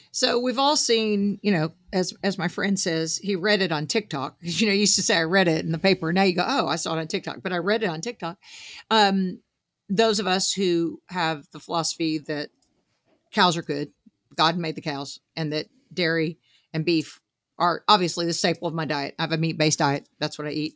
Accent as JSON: {"language": "English", "region": "Southeast Arkansas", "country": "United States", "tie": "born or raised there", "said": "I grew up some in Southeast Arkansas, which has a lot of cotton farming"}